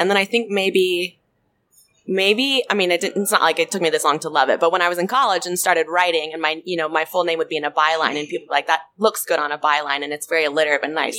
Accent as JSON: {"language": "English", "region": "North Carolina", "country": "United States", "tie": "born or raised there", "said": "growing up in North Carolina."}